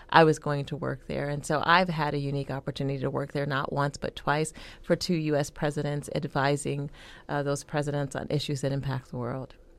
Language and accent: English; Youngstown, Ohio, United States; I grew up in Youngstown, Ohio